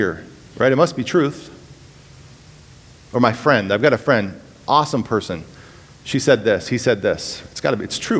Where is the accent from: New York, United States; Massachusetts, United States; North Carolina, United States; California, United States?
California, United States; moved away as an adult; I'm from California.